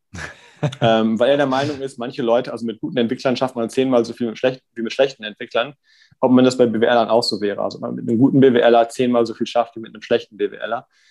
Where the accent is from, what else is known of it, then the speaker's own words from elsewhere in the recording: Davensberg, North Rhine-Westphalia, Germany; moved away as an adult; also born or lived in Münster / Mannheim; bin da aufgewachsen in einem Dorf, das heißt Davensberg, 1800 Einwohner